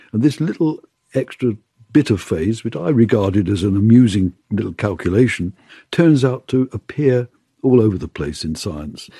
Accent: London, United Kingdom; also born or lived in Bournemouth; I was born just outside London

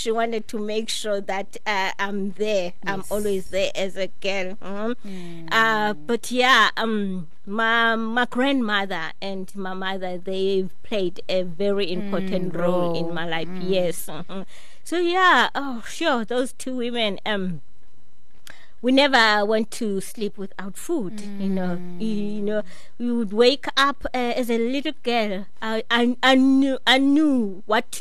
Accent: Eastern Cape, South Africa; I grew up in the Eastern Cape.

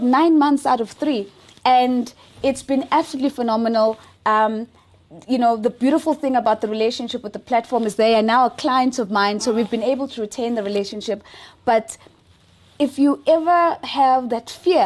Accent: South Africa; I am unapologetically African first and foremost. I don't care for being South African

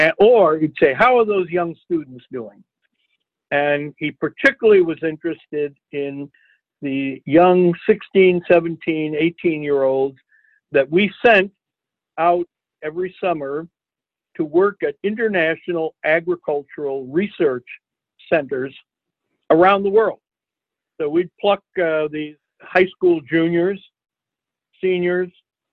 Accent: Iowa, United States; I'm from Iowa

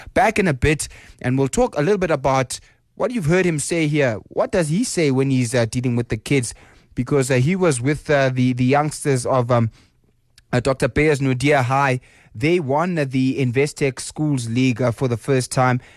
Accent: South Africa; we as a South African people

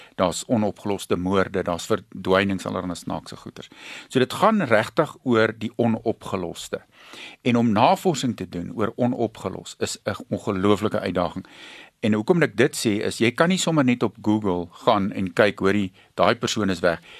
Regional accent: Pongola, KwaZulu-Natal, South Africa; ek het groot geword in Pongola op 'n plaas

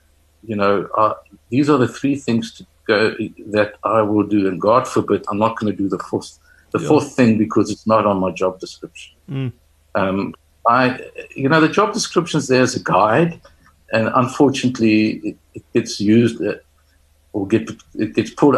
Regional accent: South Africa; a South African or somebody or a person who's grown up in Africa across the continent

